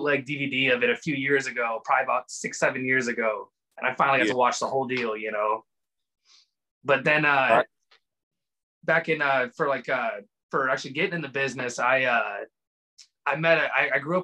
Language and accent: English; Elgin, Illinois, United States; now in Chattanooga, United States; I live in Chattanooga, Tennessee now, but I grew up in Chicago, Illinois, on the outskirts in a town called Elgin, Illinois.